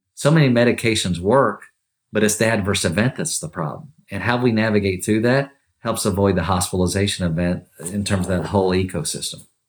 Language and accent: English; Kentucky, United States; growing up in Kentucky, born and raised from Kentucky